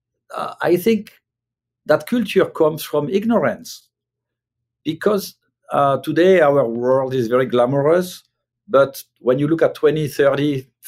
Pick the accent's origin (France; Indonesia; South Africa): France; moved away as an adult; now in United States; when I grew up in France, and at a young age, I was in a kitchen in the 1980s